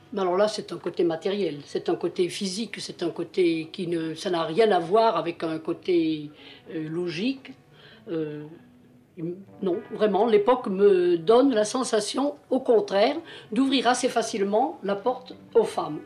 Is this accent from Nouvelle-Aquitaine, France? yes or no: no; Montpellier, Occitania, France; also born or lived in Grans, Provence; je suis née en Provence, dans un tout petit village, Grance, qui est entre Miramas et Salon, j'ai été en nourrice dans, dans ce qu'on peut appeler l'accro. Et puis, je, nous sommes venus à Montpellier